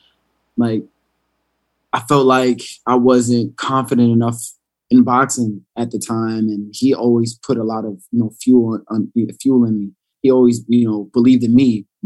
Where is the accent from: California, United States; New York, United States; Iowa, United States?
New York, United States; New York City; growing up in Brownsville.